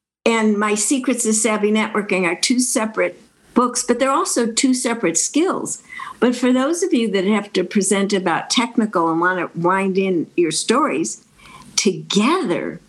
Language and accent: English; Chicago, Illinois, United States; I grew up in Chicago